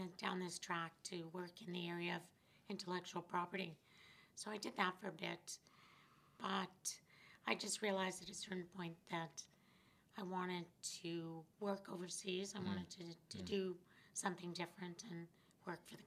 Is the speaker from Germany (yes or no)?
no; Prince Albert, Saskatchewan, Canada; also born or lived in Chilliwack, British Columbia / interior of British Columbia / North Battleford, Saskatchewan; Eventually, we moved to Saskatchewan when I was at the end of grade four and lived in North Battleford for a bit, but mostly Prince Albert